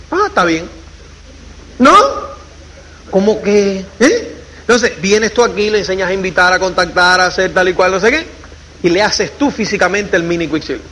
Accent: Cuba; moved away as an adult; also born or lived in Spain; uno, como es cubano

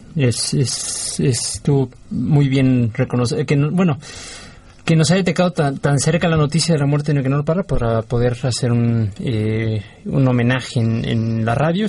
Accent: Mexico; del cine en mi país.

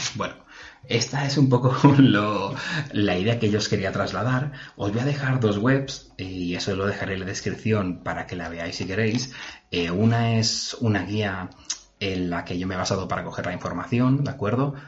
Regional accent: Mallorca, Balearic Islands, Spain; es de donde soy yo

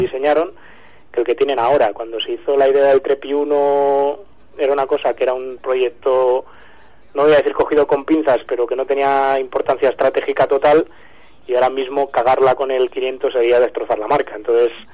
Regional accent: Pontevedra, Galicia, Spain; moved away; en mi tierra, además, en Pontevedra

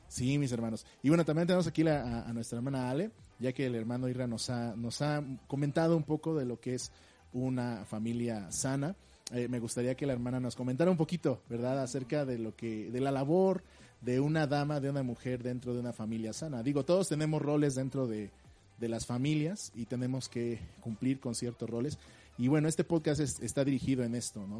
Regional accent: Mexico; Como mexicanos regularmente no leemos el instructivo

